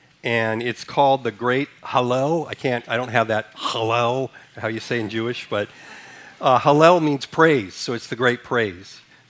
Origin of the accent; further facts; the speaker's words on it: Ethiopia; also born or lived in Sudan; When I was born in Sudan, Africa, raised in Ethiopia, so history has always been one of my favorite subjects.